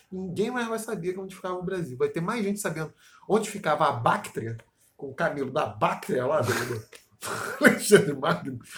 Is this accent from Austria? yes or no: yes; Austria; Portuguese is a second language; now in Brazil; Mas ainda bem que eu vou voltar pra Áustria e não vou ter nada a ver com esse país aqui, porque é meu país natal, né?